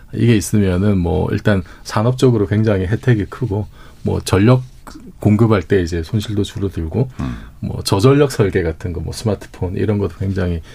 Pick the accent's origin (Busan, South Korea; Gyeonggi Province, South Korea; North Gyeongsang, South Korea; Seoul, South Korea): Busan, South Korea; 제 고향이 부산이라서